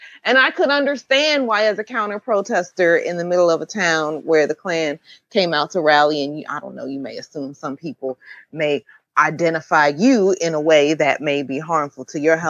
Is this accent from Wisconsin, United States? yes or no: no; Pennsylvania, United States; You know, I'm from Pennsylvania.